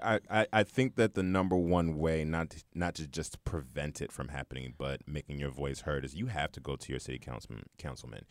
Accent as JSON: {"language": "English", "town": "New York City", "region": "New York", "country": "United States", "tie": "born or raised there", "also_born_or_lived": "New Jersey", "moved": "yes", "said": "being originally from Brooklyn"}